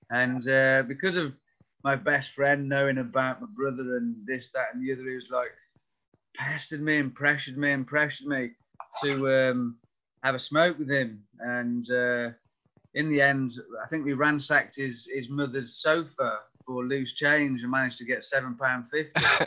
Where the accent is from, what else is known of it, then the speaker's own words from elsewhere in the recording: North Wales, United Kingdom; I grew up in North Wales